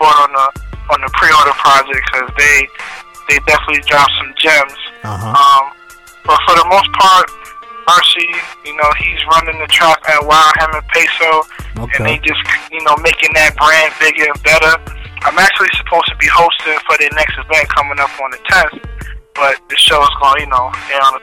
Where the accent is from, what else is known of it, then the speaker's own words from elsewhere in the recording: New York City, New York, United States; also born or lived in Harlem, New York City; born and raised in Brooklyn. But, you know, I was able to lay my head down in Harlem for a minute